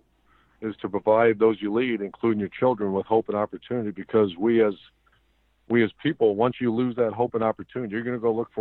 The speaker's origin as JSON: {"language": "English", "town": "Ashtabula", "region": "Ohio", "country": "United States", "tie": "born or raised there", "said": "my hometown of Ashtabula, Ohio"}